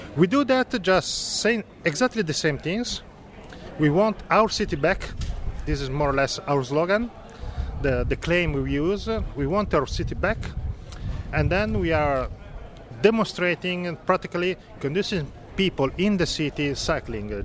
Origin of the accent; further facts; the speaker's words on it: Florence, Tuscany, Italy; English is a second language; I'm coming from Italy. and uh, in particular i coming from Florence, that is my city where I live